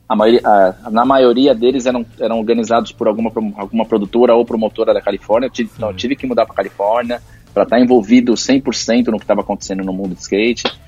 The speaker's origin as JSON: {"language": "Portuguese", "town": "Santo André", "region": "São Paulo", "country": "Brazil", "said": "eu sou de Santo André"}